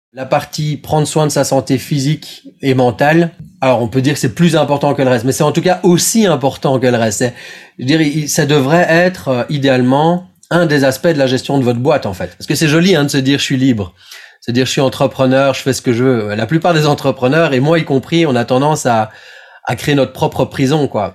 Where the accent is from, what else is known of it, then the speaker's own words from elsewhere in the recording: Belgium; also born or lived in Brussels; Moi, je suis belge, donc j'habite à Bruxelles